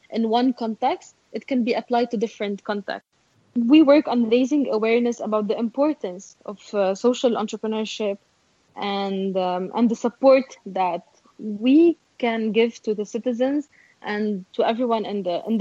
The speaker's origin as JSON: {"language": "English", "town": "Beirut", "region": "Beirut Governorate", "country": "Lebanon", "said": "I'm from Beirut"}